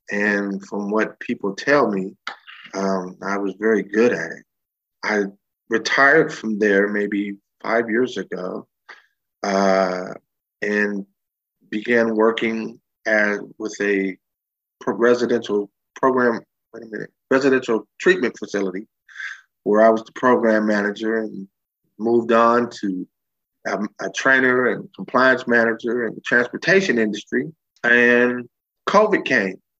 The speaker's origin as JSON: {"language": "English", "area": "Bay Area", "region": "California", "country": "United States", "tie": "born or raised there", "said": "I was born and raised in California, uh, Bay Area boy."}